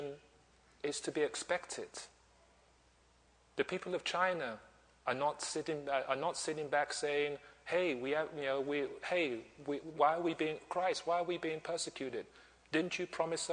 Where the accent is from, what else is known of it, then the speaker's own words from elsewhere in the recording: Nigeria; I'm from Nigeria